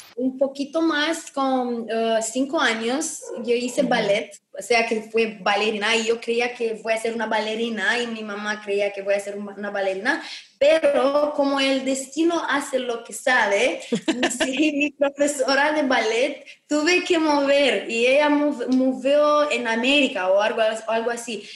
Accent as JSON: {"language": "Spanish", "country": "Romania", "second_language": "Spanish"}